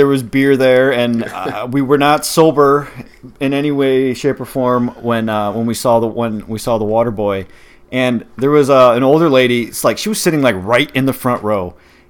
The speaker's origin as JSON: {"language": "English", "town": "Milwaukee", "region": "Wisconsin", "country": "United States", "said": "So full disclosure, we're from Milwaukee."}